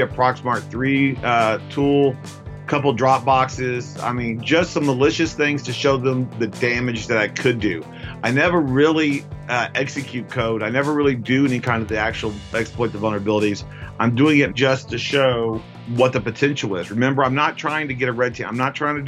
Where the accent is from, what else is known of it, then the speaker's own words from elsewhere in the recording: United States; I'm American